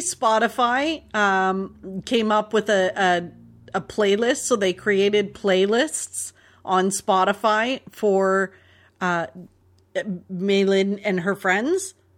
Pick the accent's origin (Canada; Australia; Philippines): Canada; Toronto, Ontario; growing up in Toronto